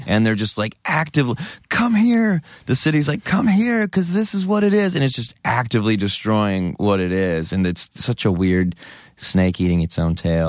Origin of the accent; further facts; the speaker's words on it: Denton, Texas, United States; I grew up in Denton, and Denton's kind of a micro, micro Austin